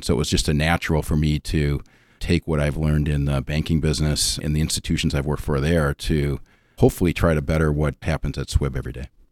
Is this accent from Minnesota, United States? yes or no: yes; suburb of Minneapolis, Minnesota, United States; moved away as an adult; I'm originally from the Twin Cities, uh, born and raised in a suburb of Minneapolis